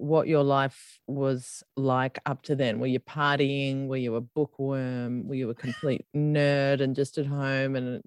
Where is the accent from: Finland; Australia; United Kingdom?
Australia; I'm an Aussie